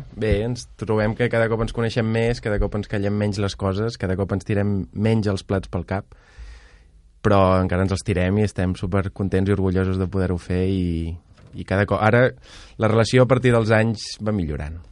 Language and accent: Catalan; Lleida, Catalonia, Spain; jo vinc de Lleida